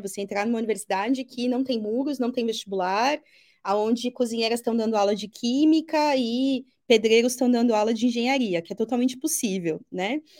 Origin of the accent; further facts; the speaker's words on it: São Paulo, Brazil; Eu cresci no Braz, ali na entre o Parque Dom Pedro e Belenzinho